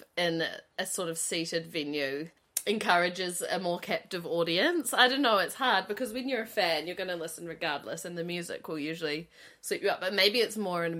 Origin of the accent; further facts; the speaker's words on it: New Zealand; I'm from Tingaroo